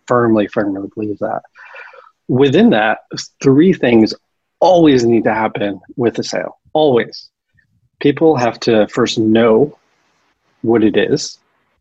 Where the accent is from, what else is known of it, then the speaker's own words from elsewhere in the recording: Connecticut, United States; moved away as an adult; now in San Francisco, United States; I grew up in Connecticut